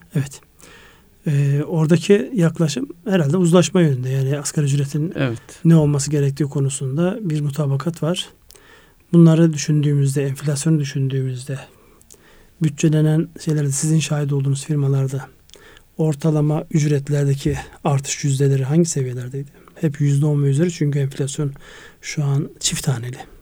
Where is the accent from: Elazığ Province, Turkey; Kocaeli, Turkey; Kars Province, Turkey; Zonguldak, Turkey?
Kars Province, Turkey; Kars; moved away; Kars, Ardahan ve Iğdır'ı kapsayan benim memleketim olarak. Yani doğup büyüdüğüm en azından belli bir yaşa kadar yaşadığım yer orası.